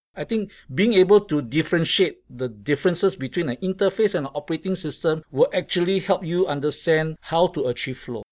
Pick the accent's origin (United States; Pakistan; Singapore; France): Singapore; I come from Singapore